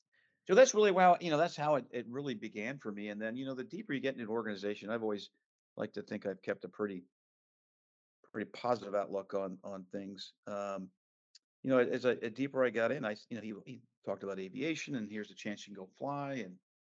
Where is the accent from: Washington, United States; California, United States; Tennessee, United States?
California, United States; San Francisco; moved away as an adult; also born or lived in Ohio; I was originally from San Francisco and I was going to college in Ohio